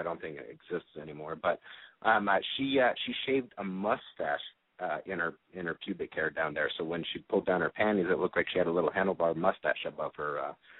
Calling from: Phoenix, Arizona, United States; I am 33. I'm from Phoenix

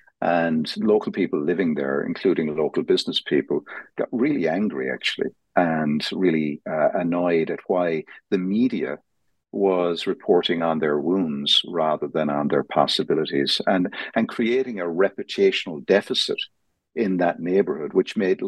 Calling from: Dublin, Leinster, Ireland; I'm calling in from Dublin, Ireland

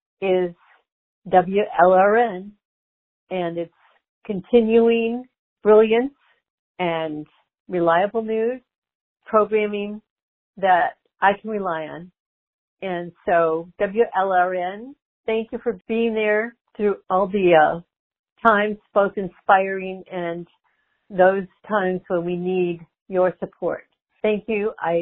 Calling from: West Palm Beach, Florida, United States; I'm … from West Palm Beach.

